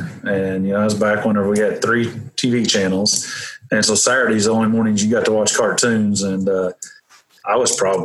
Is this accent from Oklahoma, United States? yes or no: yes; Welch, Oklahoma, United States; also born or lived in Missouri; I grew up in Welch, which is a little town about maybe 30 miles from here, 30 minutes